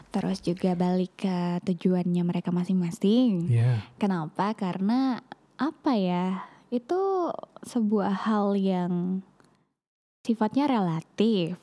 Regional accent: East Lombok, West Nusa Tenggara, Indonesia; moved away; aku kan karena memang yang anak Lombok terus aku juga anak Lombok Timur gitu loh bukan yang di kota

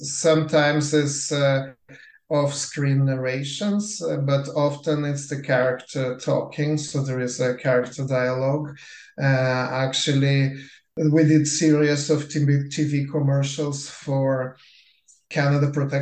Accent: Lithuania; moved away; I was born in Lithuania, so we grew up on a very different type of animation than North American kids

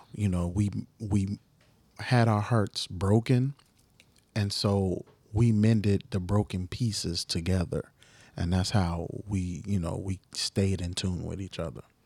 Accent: Chicago, Illinois, United States; I'm just a kid from the South Side

